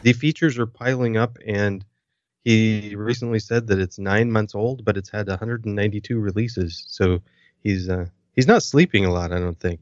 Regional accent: United States; being an American

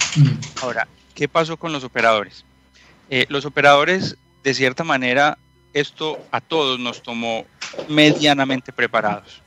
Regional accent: Colombia; moved away as an adult; also born or lived in Medellín; now in Santiago, Chile; por mi acento seguramente ya lo han escuchado. Soy colombiano

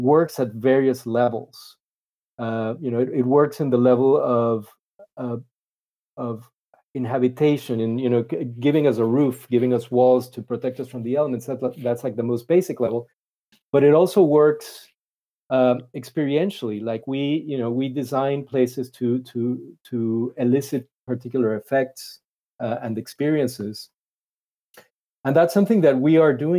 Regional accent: Panama; I'm originally from Panama in Central America

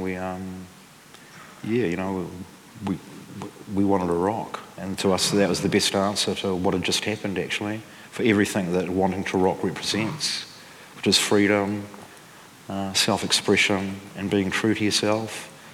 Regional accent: Dunedin, Otago, New Zealand; where I grew up in Dunedin

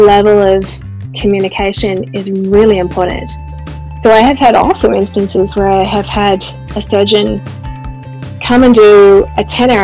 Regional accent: Sydney, New South Wales, Australia; moved away as an adult; now in Calgary, Canada; I grew up in Sydney, Australia

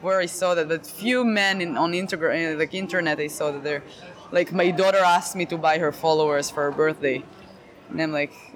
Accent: Israel; English is a second language; moved away as an adult; now in United States; I'm from Israel

